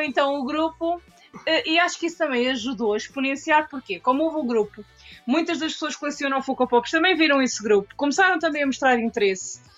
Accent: Portugal; Eu sou portuguesa, portanto, 100%.

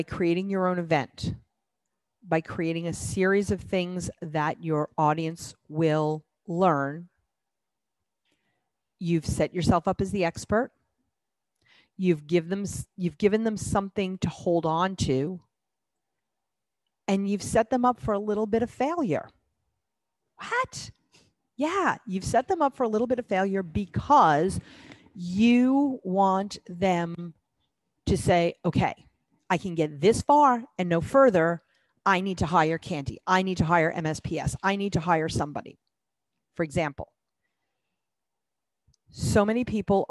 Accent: New York City, New York, United States; I grew up in New York City

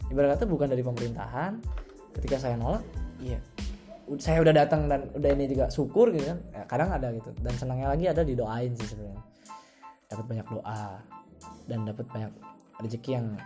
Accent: Central Java, Indonesia; di desa aku aku di desa juga nggak

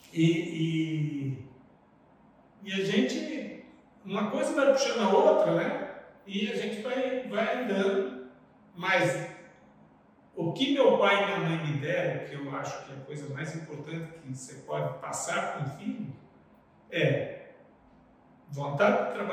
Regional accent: São Roque, São Paulo, Brazil; moved away as an adult; now in Rondônia, Brazil; eu sou de São Roque, uhum. estado de São Paulo, que fica 50 quilômetros de São Paulo.

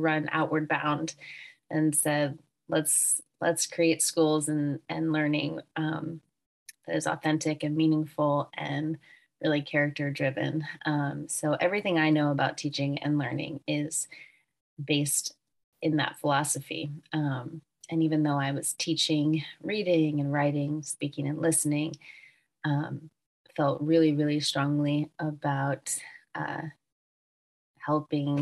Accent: Wilmington, Delaware, United States; moved away; also born or lived in Brooklyn; I'm originally from Wilmington, Delaware. So this is coming back home for me.

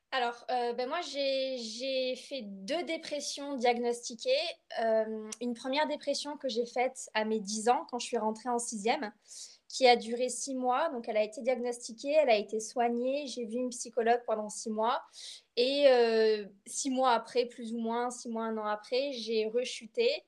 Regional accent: Bordeaux, Nouvelle-Aquitaine, France; moved away as an adult; now in Limoges, France; Euh, voilà, je suis française, je suis bordelaise plus précisément. Et actuellement, je, je fais mes études sur Limoges.

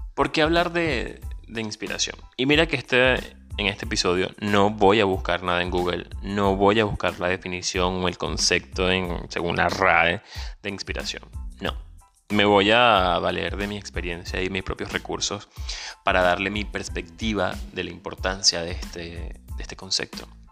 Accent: Venezuela; moved away as an adult; also born or lived in Caracas; Soy un venezolano, emigrante, ciudadano del mundo y un soñador.

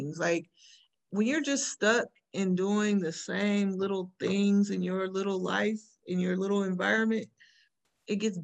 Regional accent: Bay Area, California, United States; moved away; also born or lived in Elk Grove, California; I'm from the Bay Area

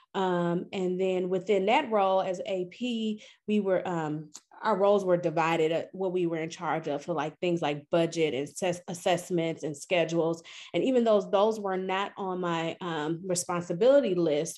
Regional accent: Milwaukee, Wisconsin, United States; moved away as an adult; also born or lived in Louisiana; now in St. Louis, United States; I'm originally from Milwaukee, Wisconsin

